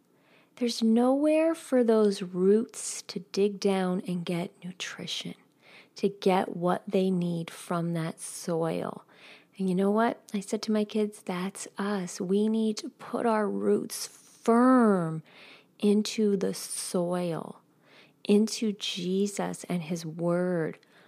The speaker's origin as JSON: {"language": "English", "region": "New York", "country": "United States", "tie": "born or raised there", "said": "I grew up 9 miles out of New York City. I don't know if many of you know that, but I grew up right outside of New York City."}